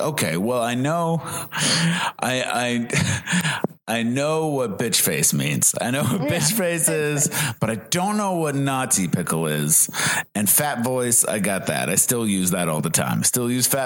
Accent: Massachusetts, United States; moved away as an adult; now in Southern California, United States; I'm from Massachusetts. Yeah. I came from Massachusetts, and I moved out here in like 2007

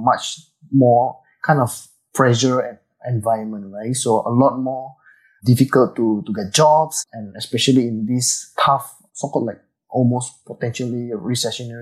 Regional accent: Indonesia; now in Singapore; I was from Indonesia, actually. So I went to Singapore for a very long time, and I stayed here for many, many years

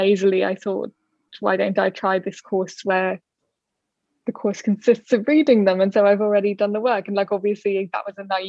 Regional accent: Dublin, Leinster, Ireland; I grew up in Dublin

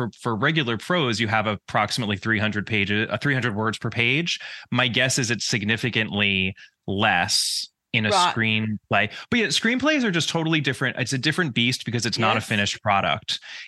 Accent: New York, United States; So I grew up in the suburbs of New York. In the States, we call it the tri-state area. It's New York, New Jersey, and Connecticut.

